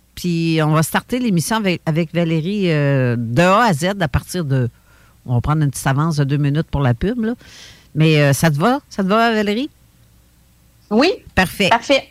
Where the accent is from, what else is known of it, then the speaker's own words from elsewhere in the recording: Sainte-Croix, Quebec, Canada; moi, je viens de Sainte-Croix, dans la région de Lobinière